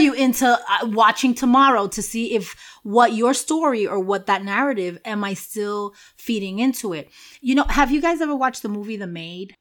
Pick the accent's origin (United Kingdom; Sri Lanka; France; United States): United States; New York City, New York; moved away; where I grew up in Washington Heights